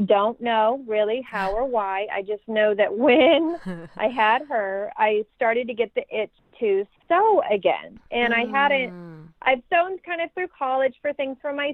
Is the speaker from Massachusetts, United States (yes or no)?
no; Fort Wayne, Indiana, United States; moved away as an adult; now in Bedford, United States; I'm from Fort Wayne, Indiana